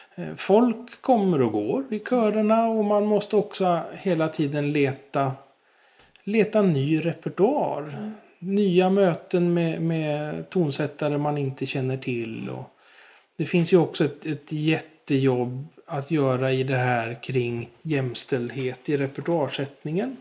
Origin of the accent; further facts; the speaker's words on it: Stockholm, Stockholm County, Sweden; accent: Stockholm dialect; moved away as an adult; now in Gärdsjö, Sweden; Alltså dialekten avslöjar ju att jag kommer från Stockholm